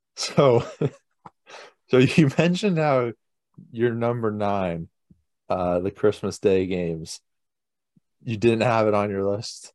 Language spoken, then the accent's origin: English; United States; we're American